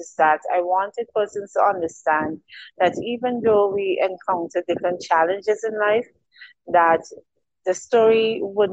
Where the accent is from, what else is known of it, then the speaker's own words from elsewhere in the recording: St. Vincent & Grenadines; I am an island girl. I'm from the Eastern Caribbean. St. Vincent and the Grenadines, to be exact